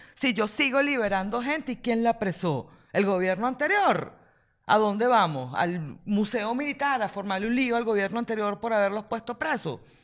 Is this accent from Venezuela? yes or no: yes; Venezuela; somos los venezolanos